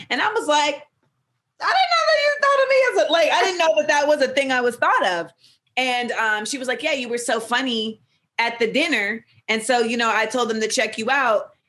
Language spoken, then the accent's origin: English; the South, United States; And even though like I'm, I grew up in the South and I love trap.